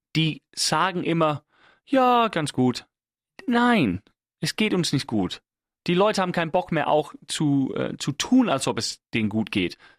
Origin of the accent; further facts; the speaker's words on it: England, United Kingdom; now in Germany; als Engländer